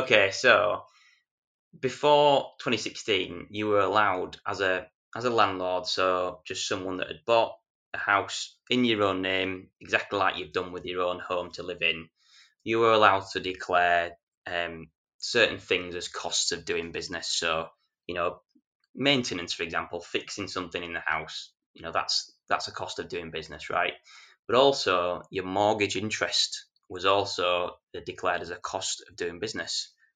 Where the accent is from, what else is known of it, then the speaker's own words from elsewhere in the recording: Yorkshire and the Humber, United Kingdom; I'm a Yorkshireman